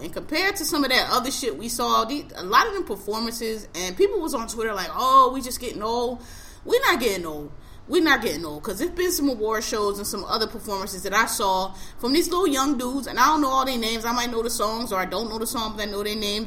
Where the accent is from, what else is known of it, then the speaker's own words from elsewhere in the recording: Philadelphia, Pennsylvania, United States; I am a native of Philadelphia. I'm born and raised in Philadelphia